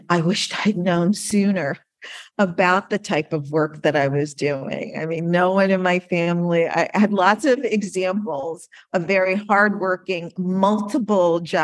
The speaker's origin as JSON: {"language": "English", "region": "Connecticut", "country": "United States", "tie": "born or raised there", "said": "I was living in Connecticut"}